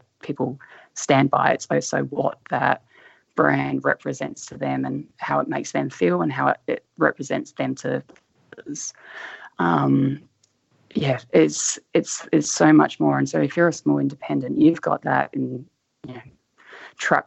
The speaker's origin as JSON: {"language": "English", "town": "Adelaide", "region": "South Australia", "country": "Australia", "tie": "born or raised there", "said": "I vaguely remember growing up in Adelaide"}